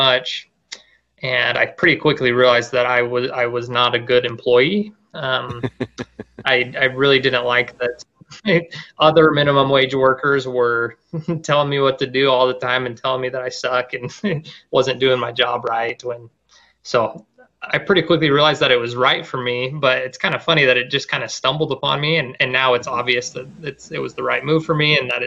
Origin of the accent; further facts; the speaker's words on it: Safford, Arizona, United States; moved away as an adult; also born or lived in Washington; now in Gilbert, United States; I started a little over 2 years ago altogether in my hometown